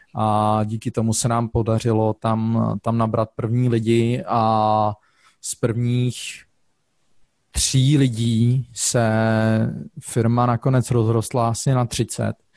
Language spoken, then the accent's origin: Czech; Czechia; now in Zurich, Switzerland; jako Čech